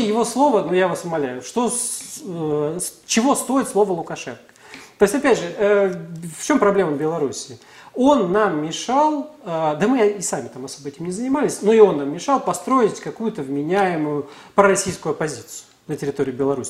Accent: Russia

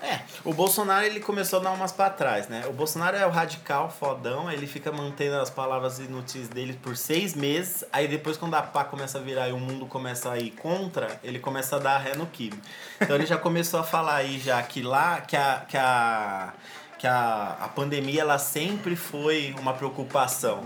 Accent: Brazil; a gente é brasileiro

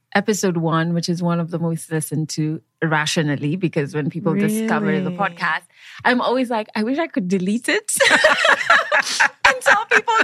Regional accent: Nairobi, Kenya; I'm from Nairobi, Kenya.

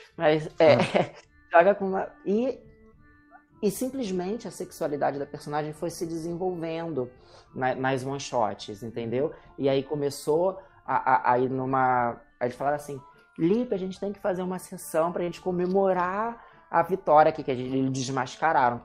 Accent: Rio de Janeiro, Brazil; eu sou do Rio

